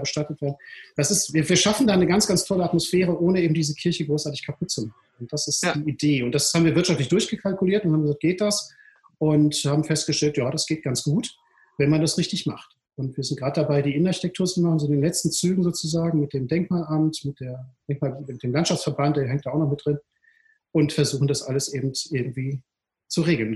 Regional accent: Duisburg, North Rhine-Westphalia, Germany; moved away as an adult; now in Düsseldorf, Germany; ich bin geboren in Duisburg-Rheinhausen, das ist mhm. wirklich mitten im Ruhrpott und bin da auch zur Schule gegangen, habe da mein Abitur gemacht 1985

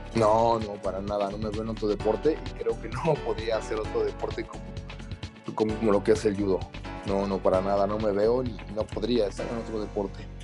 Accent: Mexico; como, como mexicano

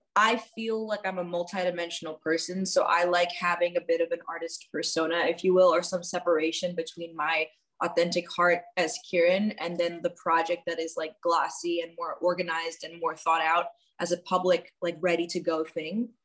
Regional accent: New York City, New York, United States; also born or lived in Washington, D.C.; I grew up in New York City and I had two fairly traditional Indian parents

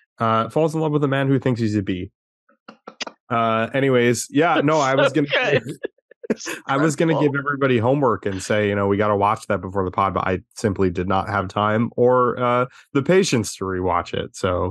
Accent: Ireland; Hey, listen, I'm Irish. I love that movie.

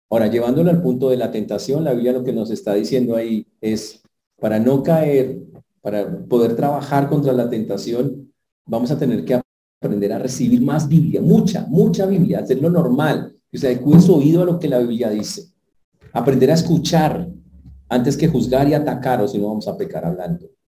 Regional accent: Santander, Colombia; born there; yo nací en Santander. Que allá cortamos el agua machete y volteamos los plátanos con la mano.

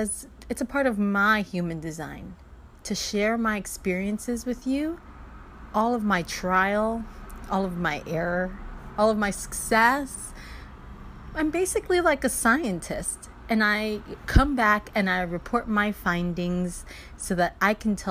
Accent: Miami, Florida, United States; I grew up in Miami.

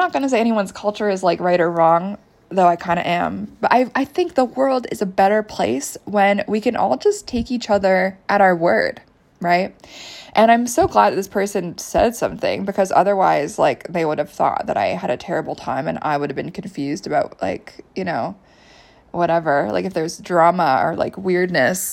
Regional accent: United States; also born or lived in Canada; I spent my formative years in the States

